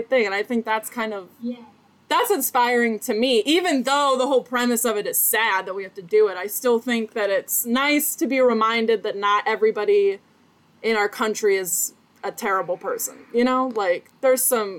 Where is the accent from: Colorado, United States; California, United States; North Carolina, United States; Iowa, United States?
Iowa, United States; I'm from Iowa